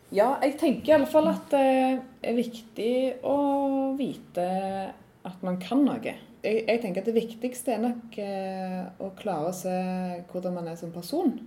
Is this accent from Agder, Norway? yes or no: no; Randaberg, Rogaland, Norway; also born or lived in Trondheim; Jeg er jo fra Randaberg